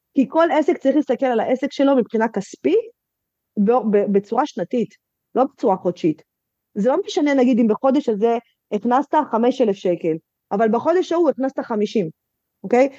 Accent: Netanya, Central District, Israel; שכונה שחרדית אצלנו בנתניה

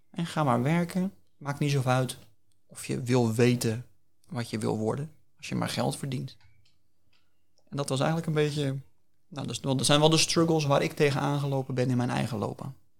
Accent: Hillegom, South Holland, Netherlands; also born or lived in The Hague; wij wonen in de Bollenstreek. Dat is ook de plek waar ik geboren ben. Geboren en getogen.

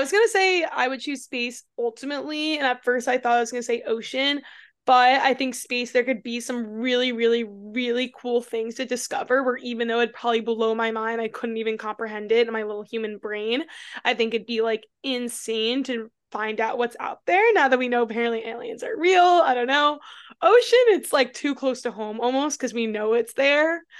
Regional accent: New York, United States; moved away as an adult; also born or lived in Austin, Texas; I'm originally from New York, but I lived in Austin for six years

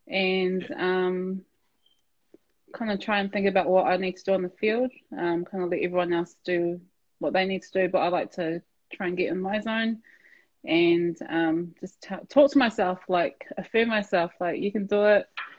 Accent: Petone, Wellington, New Zealand; We grew up in Petone as well, so for me, Petone was always home.

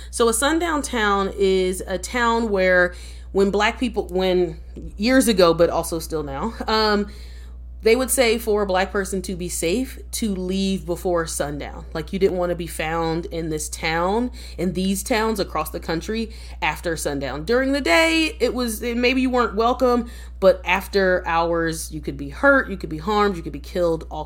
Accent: East Coast, United States; I'm I'm from the East Coast and I'm a true East Coaster in that I don't know any towns in the middle.

